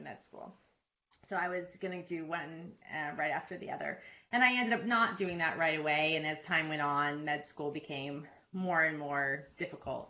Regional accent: California, United States; moved away as an adult; also born or lived in Oregon / Connecticut / New York / Sydney, Australia; now in Alpharetta, United States; I'm originally from California, born and raised in the same house till I left for college.

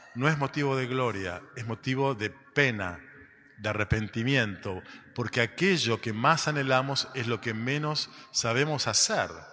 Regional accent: Argentina; somos de la Argentina

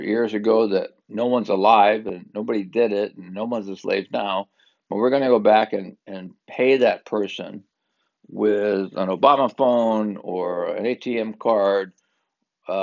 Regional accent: Southern California, United States; I'm from SoCal.

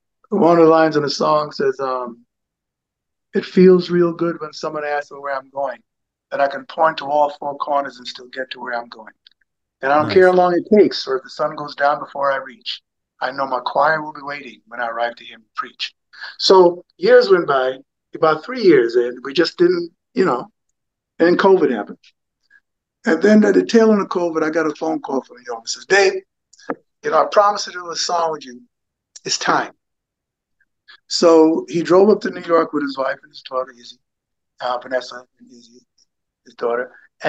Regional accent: Jamaica; also born or lived in England; I have a Jamaican heritage. I was born in England to a United States Air Force sergeant. And my mother was Jamaican. And my early years were spent in Jamaica.

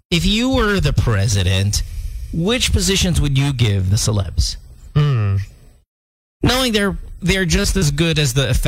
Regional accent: India; the worst is like because I'm Indian, I could say this

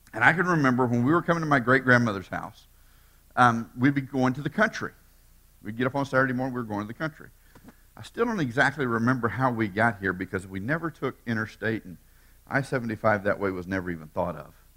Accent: Tampa, Florida, United States; born and raised in Tampa

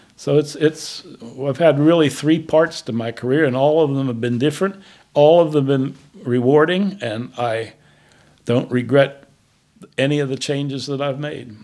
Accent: Glassport, Pennsylvania, United States; I was born literally in my parents' house in a suburb of Pittsburgh, a little steel town where my dad and uncles and granddad worked

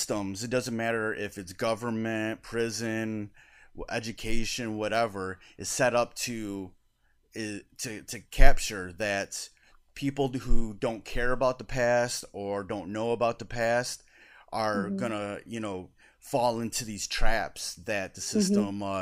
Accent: Detroit, Michigan, United States; I grew up in the Detroit area

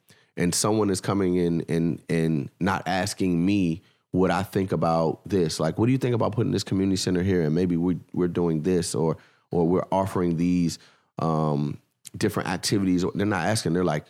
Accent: Washington, District of Columbia, United States; well, where are you from? I'm like, oh, I'm from DC.

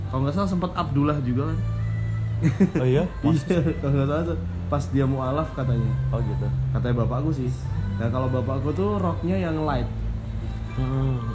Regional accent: Padang, West Sumatra, Indonesia; jadi ya masa kecilku itu dihabiskan di Padang ya

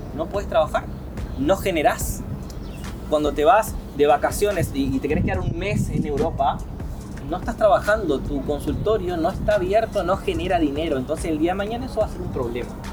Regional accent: Paraná, Entre Ríos, Argentina; soy paranaense, soy de Paraná, nací en el hospital San Roque, el hospital eh, público ahí de, mi ciudad

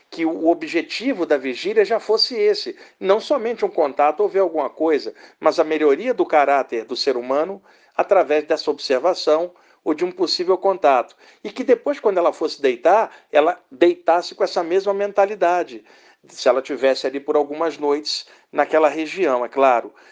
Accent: Rio de Janeiro, Brazil; now in São Paulo, Brazil; eu moro aqui em São Paulo há 30 anos, mas eu sou do Rio de Janeiro.

